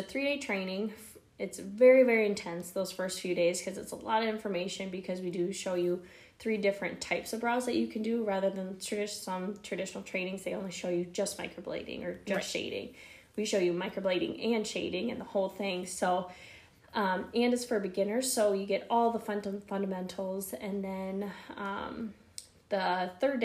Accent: Faulkton, South Dakota, United States; moved away as an adult; also born or lived in Brookings, South Dakota / Sioux Falls, South Dakota; I grew up in Falkton, South Dakota. So super, super small town.

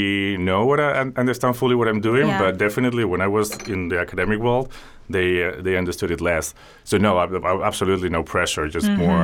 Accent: Spain; growing up in Spain in the 80s and early 90s

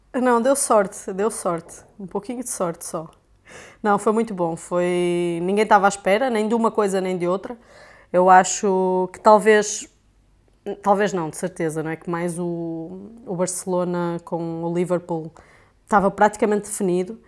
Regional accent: North, Portugal; accent: Portuguese; eu sou portuguesa, como já devem ter percebido, né? Foi é, Uh, meu sotaque

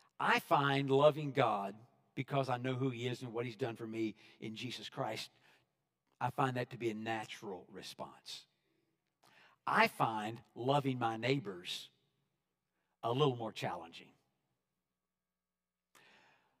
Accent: West Texas, United States; I was raised in West Texas, out there where the trees don't get in the way of the scenery

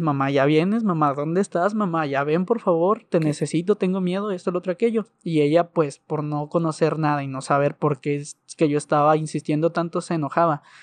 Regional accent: Ciudad Juárez, Chihuahua, Mexico; tengo 22 años de edad y soy de Ciudad Juárez

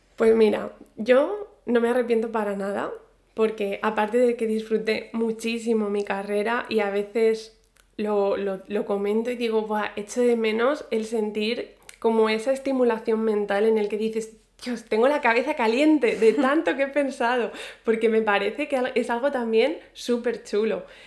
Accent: Spain; moved away as an adult; also born or lived in Ireland

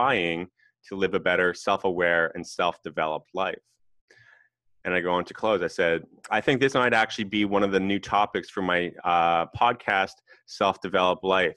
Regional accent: West Coast, Canada; I'm from Canada. I'm Canadian.

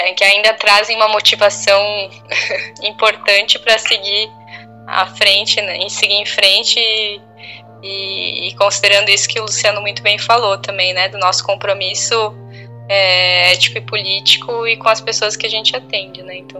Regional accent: Blumenau, Santa Catarina, Brazil; moved away; eu cresci em Blumenau

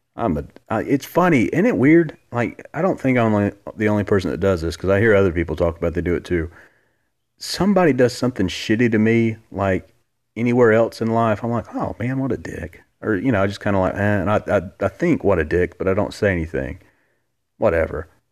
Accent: Gadsden, Alabama, United States; also born or lived in Huntsville, Alabama; I'm from Alabama my entire life. Born and, born and raised.

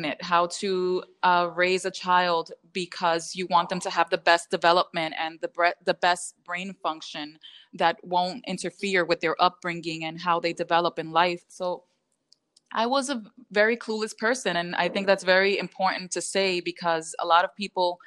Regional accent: New York, United States; also born or lived in Dominican Republic; I am Dominican. I was raised in New York, but I was born in the Dominican Republic

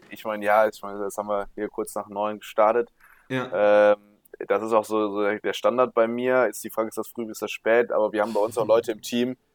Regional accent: Düsseldorf, North Rhine-Westphalia, Germany; aufgewachsen, irgendwie die Stadt super lieb geworden und äh, bin hier mega gerne

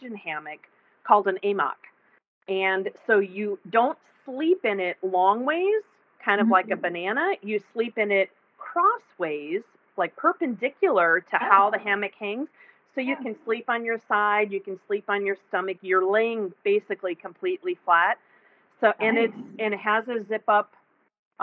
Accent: Texas, United States; I'm a Texan

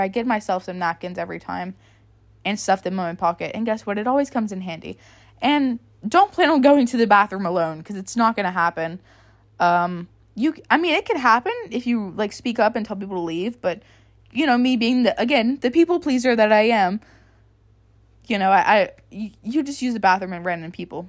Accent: United States; moved away as an adult; now in Baton Rouge, United States; I moved to a different city that was about a hundred miles or so away from my hometown. And I lived in a very, very small hometown.

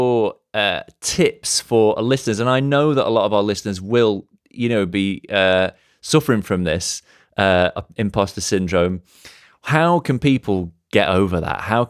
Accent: the north of England, United Kingdom; now in London, United Kingdom; Because I'm Northern, like I'm from Northern England and from a small town, and I moved to London

